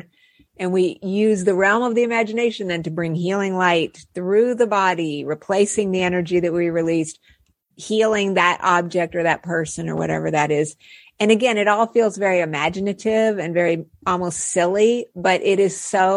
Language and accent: English; Albuquerque, New Mexico, United States; I grew up in Albuquerque, New Mexico